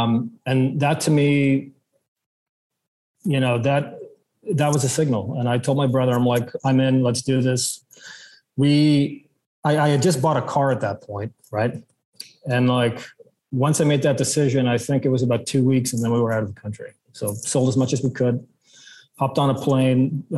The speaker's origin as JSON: {"language": "English", "country": "South Africa", "tie": "born there", "also_born_or_lived": "Belgium / Ontario / British Columbia", "said": "You know, I was born in South Africa, lived in Belgium, then moved to Ontario, then moved to BC, and then now it's a new country, right?"}